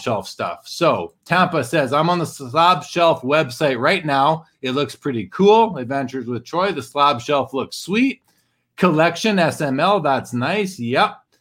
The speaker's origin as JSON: {"language": "English", "country": "Canada", "tie": "born or raised there"}